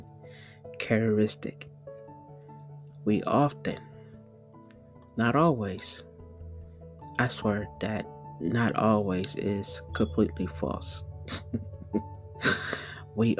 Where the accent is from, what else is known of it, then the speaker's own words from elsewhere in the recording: the South, California, United States; also born or lived in Southern United States; Born and raised out of California, but I was raised around the South